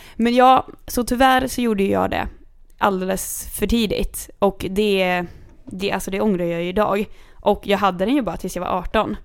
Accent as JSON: {"language": "Swedish", "town": "Kungsör", "region": "Västmanland", "country": "Sweden", "said": "jag kommer från Kungsör"}